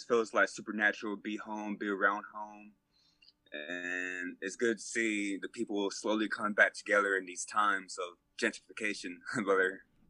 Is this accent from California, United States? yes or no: no; Fort Worth, Texas, United States; I would say Southside for sure.